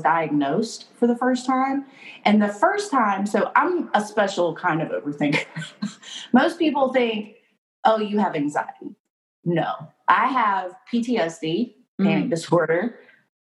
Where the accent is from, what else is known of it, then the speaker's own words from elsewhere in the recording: North Carolina, United States; also born or lived in Wilmington, North Carolina; now in Fayetteville, United States; I'm from North Carolina